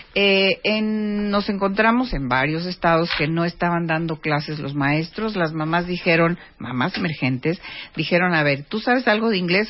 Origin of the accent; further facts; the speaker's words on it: Mexico; teníamos los mexicanos